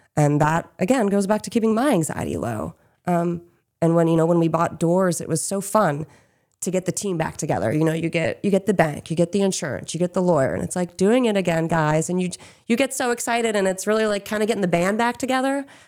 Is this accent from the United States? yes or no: yes; Chester County, Pennsylvania, United States; moved away as an adult; now in Maine, United States; we hail from Chester County, which is, um, down the road from Chads Ford